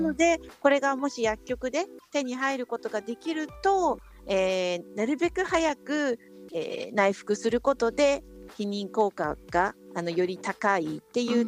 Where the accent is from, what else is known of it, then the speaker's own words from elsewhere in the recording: Japan; 日本で生まれ育ってる私たち